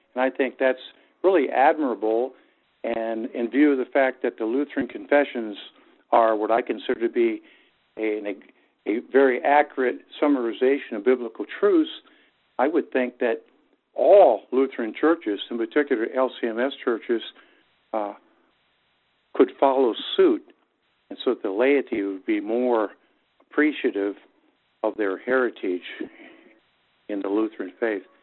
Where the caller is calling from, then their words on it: Las Vegas, Nevada, United States; I'm calling from Las Vegas, Nevada